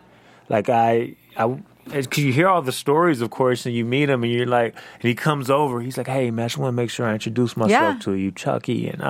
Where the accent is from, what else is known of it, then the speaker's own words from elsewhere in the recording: Los Angeles, California, United States; I grew up in a very intense environment. I grew up in South Central, so I grew up around people that had, you know, very tainted checkered past.